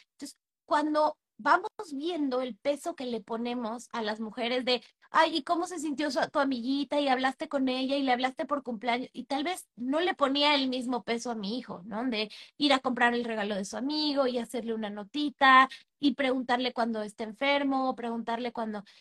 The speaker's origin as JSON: {"language": "Spanish", "country": "Mexico", "moved": "as an adult", "lives_now": "Panama"}